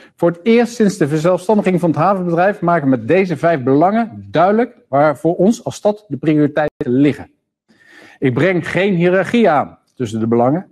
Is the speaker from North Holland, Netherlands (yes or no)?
yes; Amsterdam, North Holland, Netherlands; ons als Amsterdammers